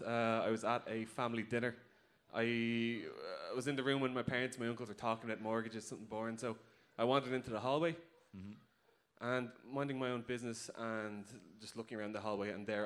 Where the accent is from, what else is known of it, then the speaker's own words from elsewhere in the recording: Dublin, Leinster, Ireland; I'm from Dublin.